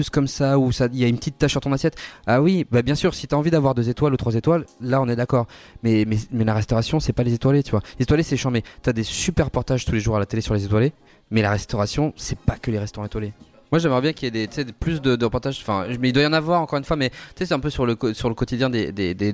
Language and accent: French; Paris, Île-de-France, France; en plus, on est parisien, donc euh, à Paris, c'est encore plus difficile.